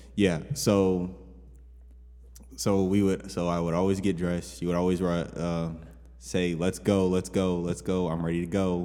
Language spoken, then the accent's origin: English; Waynesville, Missouri, United States; moved away as an adult; now in Joplin, United States; I'm from Waynesville, Missouri, little small town